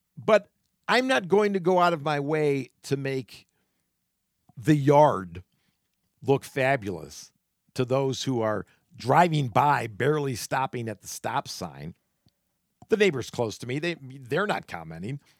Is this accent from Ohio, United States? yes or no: yes; Solon, Ohio, United States; Growing up in Solon, Ohio